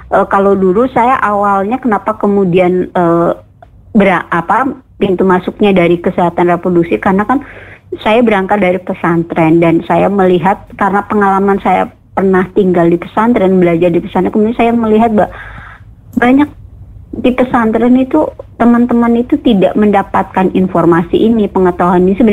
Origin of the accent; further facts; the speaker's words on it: Brebes, Central Java, Indonesia; now in Cirebon, Indonesia; saya aslinya Jawa Tengah sebenarnya saya aslinya Brebes